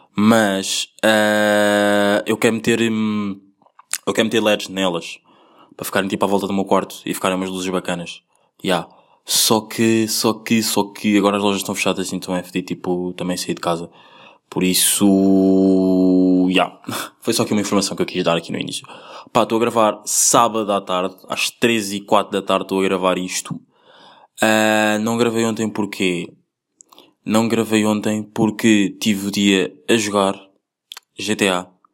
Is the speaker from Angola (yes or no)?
yes; Angola; eu nasci em Angola